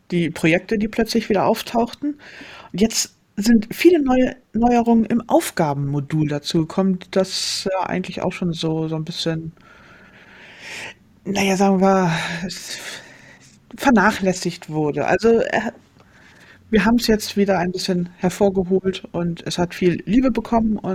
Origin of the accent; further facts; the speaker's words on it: Hamburg, Germany; Darf ich auch sagen, dass ich als Hamburgerin die bayerischen Feiertage gerne hätte?